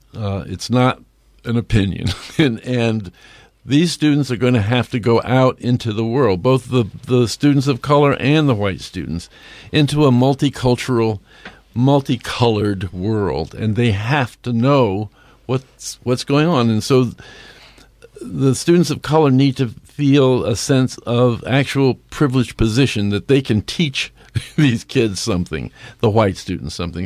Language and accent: English; New York City, New York, United States; now in Bend, United States; I am from New York City